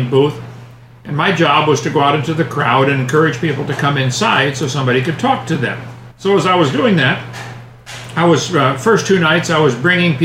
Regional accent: East Peoria, Illinois, United States; now in Lenox, United States; I was born and raised in East Peoria, Illinois

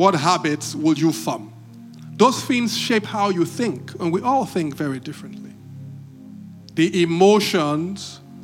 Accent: Benin City, Edo, Nigeria; When I was growing up, I grew up in Benin

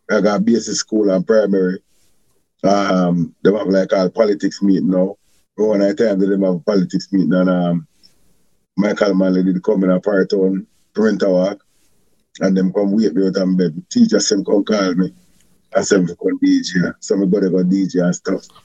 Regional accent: Jamaica; I grew up in Ochras, um, Barton, Senton, and I'm more like a kind of Christian child. I'm more like Christian.

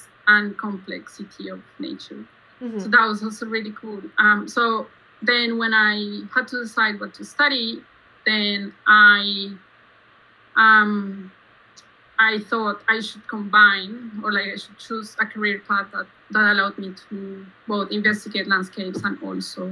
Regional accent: Bogotá, Colombia; moved away as an adult; now in Australia; I was born and raised in Bogota

